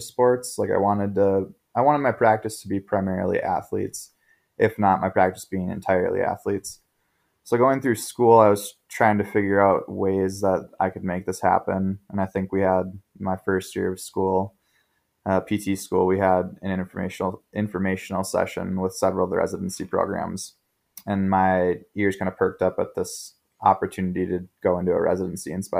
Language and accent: English; Minnesota, United States; I grew up in Minnesota originally, a super small town about an hour and a half north of the Twin Cities